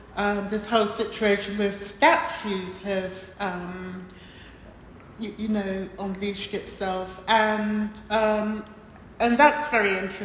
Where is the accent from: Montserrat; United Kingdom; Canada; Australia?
Montserrat; born there; which is quite close to where I was born in Montserrat.